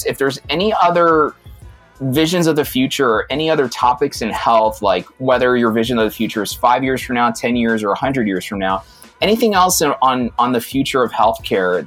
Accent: New York City, New York, United States; I was born in Brooklyn

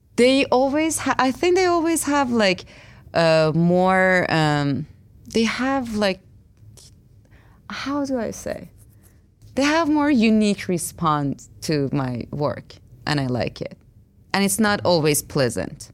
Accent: Iran; moved away; I grew up in Iran, which, like, um, my everyday life was a fight as a woman there

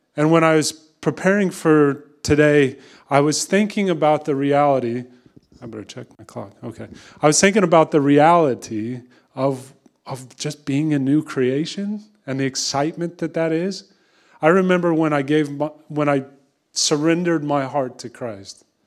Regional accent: Kansas, United States; moved away; I'm from Kansas originally, which is why I don't really have much of an accent

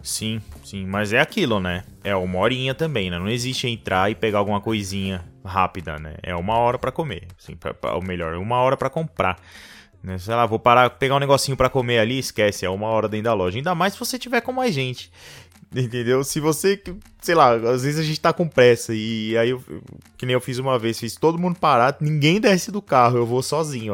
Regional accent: Brazil; eu nasci, eu nasci no Brasil erradamente. Eu, eu nasci no país errado

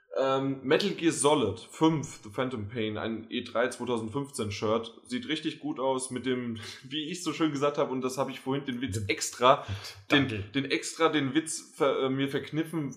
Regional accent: Germany; wir als Deutsche

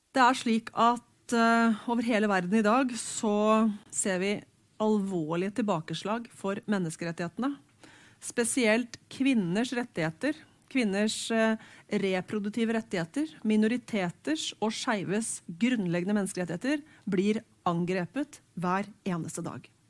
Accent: Hamar, Innlandet, Norway; Jeg vokste opp på Hamar

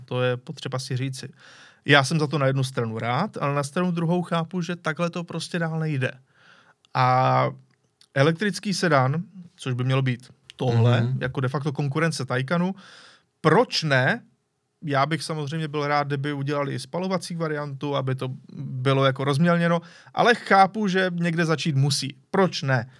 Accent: Czechia; Jsme Češi.

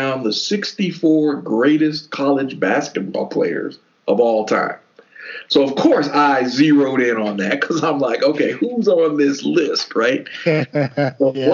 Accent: the South, United States; growing up in the South

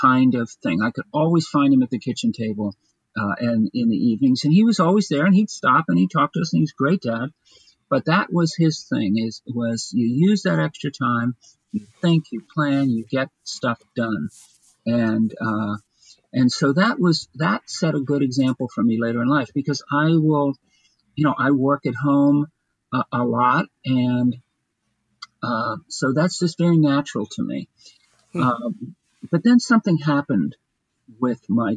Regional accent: Bryn Mawr, Pennsylvania, United States; also born or lived in Chester County, Pennsylvania; I grew up outside in the western suburbs of Philadelphia, out in the Paley, Bryn Mawr area

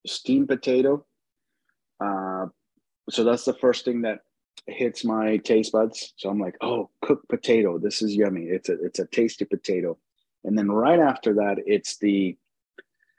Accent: Mexico; I was born in Mexico.

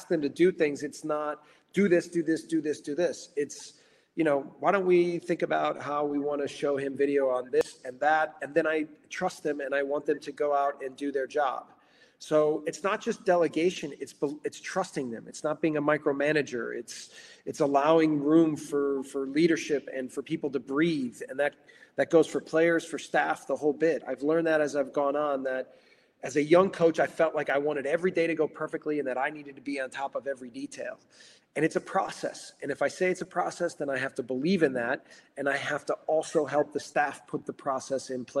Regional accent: Racine, Wisconsin, United States; now in Salzburg, Austria; I'm from Racine, Wisconsin.

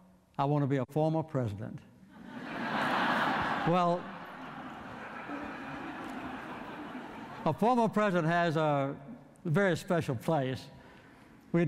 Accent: Archery, Georgia, United States; I grew up in Archery, Georgia, which is about 2.5 miles west of Plains, Georgia.

